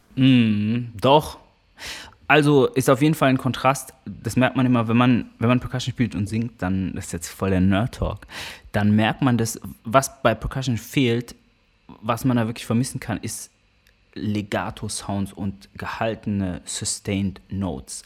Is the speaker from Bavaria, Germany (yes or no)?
no; Karlsruhe, Baden-Württemberg, Germany; moved away; also born or lived in Hamburg; Karlsruhe hat mich geprägt, insofern, dass ich da aufgewachsen bin